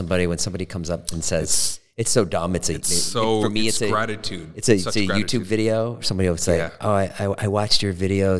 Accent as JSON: {"language": "English", "town": "Boston", "region": "Massachusetts", "country": "United States", "tie": "born or raised there", "said": "Did you cuff your jeans like I did growing up in Boston?"}